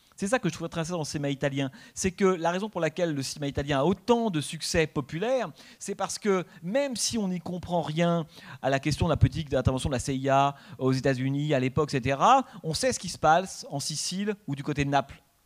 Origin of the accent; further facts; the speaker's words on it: France; en tant que Français